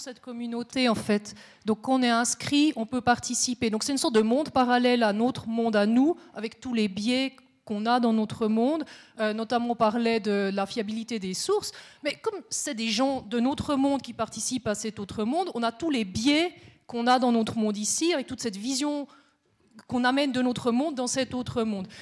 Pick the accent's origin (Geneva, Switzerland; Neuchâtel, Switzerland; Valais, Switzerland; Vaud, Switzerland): Neuchâtel, Switzerland; now in Biel/Bienne, Switzerland; je suis neuchâteloise aussi. J'habite à Bienne